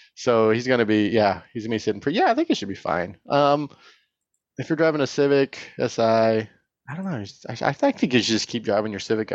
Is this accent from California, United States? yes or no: yes; Tehachapi, California, United States; now in Bay Area, United States; I grew up in Tatchby